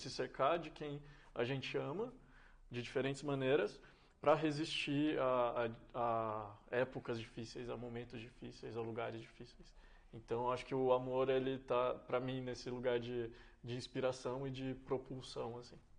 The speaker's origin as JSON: {"language": "Portuguese", "town": "Serra da Saudade", "region": "Minas Gerais", "country": "Brazil", "tie": "born or raised there", "also_born_or_lived": "São Paulo", "moved": "as an adult", "said": "A, a minha personalidade está muito conectada com o, o que é nascer, crescer e viver no interior. Ah, especialmente no, no, interior de Minas e especialmente aquela região de onde eu sou, né? Que é o Triângulo Mineiro, o Alto Paranaíba"}